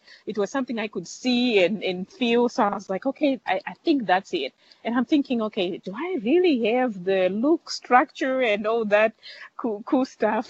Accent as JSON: {"language": "English", "town": "Mutare", "region": "Manicaland", "country": "Zimbabwe", "tie": "born or raised there", "moved": "yes", "said": "I grew up in Mutare. It's the city name of a country called Zimbabwe in Southern Africa"}